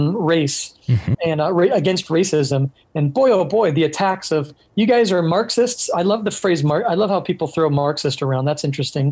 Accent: Orange County, California, United States; also born or lived in Hungary; now in San Diego, United States; I grew up in Orange County, California, and that culture is the normal

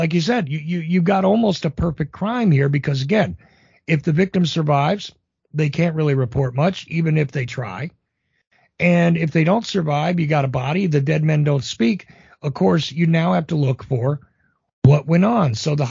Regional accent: New Jersey, United States; Again, I'm from Jersey, right? It did happen.

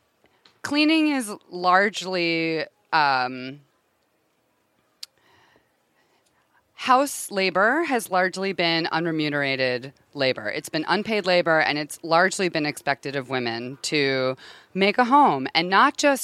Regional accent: Connecticut, United States; now in Los Angeles, United States; I'm from Connecticut, but I live in LA.

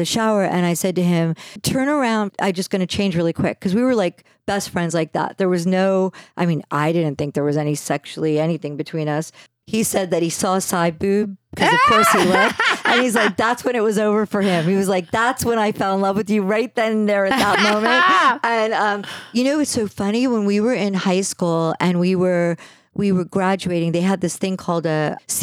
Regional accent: New Jersey, United States; I grew up in New Jersey and there was no honor system in New Jersey.

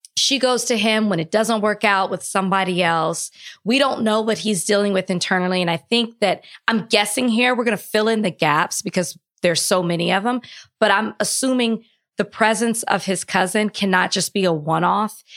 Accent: Texas, United States; I'm from Texas

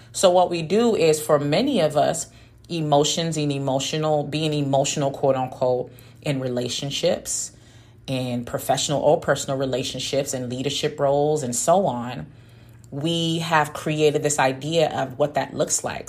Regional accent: Washington, District of Columbia, United States; also born or lived in West Africa; I grew up mainly in the Washington, D.C. area.

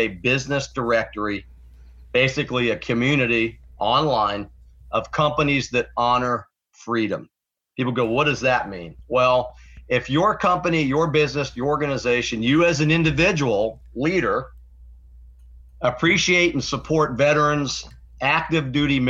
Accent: Florida, United States; I was just a little baby when we got back. Anyhow, I grew up in Florida. Went off to Florida State University, got my degree in restaurant management

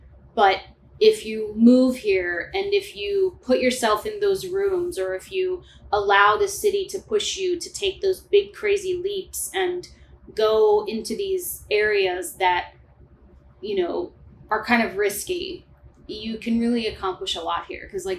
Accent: St. Louis, Missouri, United States; moved away as an adult; now in New York, United States; So I was born and raised in St. Louis, Missouri. That's why I'm so hospitable.

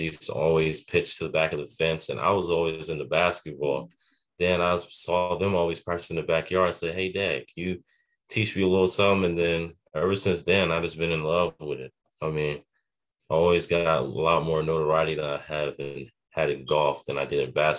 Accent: Clinton, Maryland, United States; also born or lived in Charlotte, North Carolina; Well, I'm from Clinton, Maryland. I was born in Charlotte, North Carolina, but I was just raised in Maryland, raised in the Prince George's County area. And I played golf around there in that area. And I just grew up in the ranks around there.

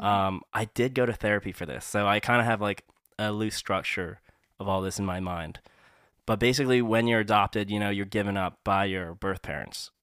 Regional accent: Massachusetts, United States; also born or lived in Hong Kong; we moved so far away from Hong Kong to Massachusetts, it was, like, such a different place

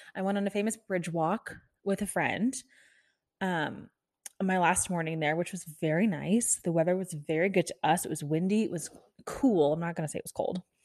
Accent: Kansas City, Missouri, United States; moved away as an adult; also born or lived in Florida; now in Texas, United States; I'm from Kansas City, this is, you all know, but I lived in Florida for ten years. I lived in Kansas City for twelve.

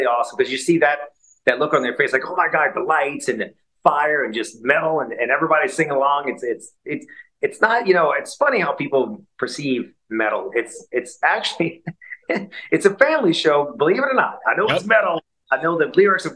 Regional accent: New Orleans, Louisiana, United States; moved away as an adult; also born or lived in Dallas, Texas; We're from New Orleans, and we moved to Dallas in mid '90s

